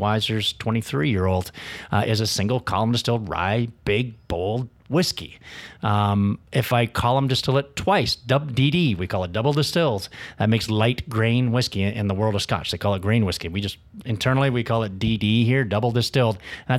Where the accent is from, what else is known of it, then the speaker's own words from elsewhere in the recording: Canada; I think to tell that story as a Canadian is difficult because we're such a wide array of what we can do.